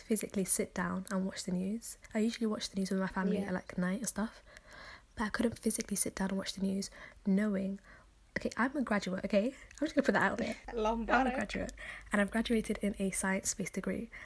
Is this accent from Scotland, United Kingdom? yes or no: no; London, United Kingdom; we're from London because of our accents or lack thereof